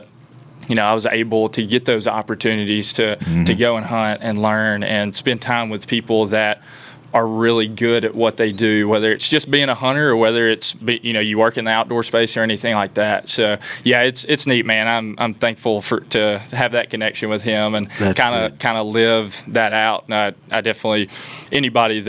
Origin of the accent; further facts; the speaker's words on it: Milan, Tennessee, United States; I was born and raised in West Tennessee, Milan, Tennessee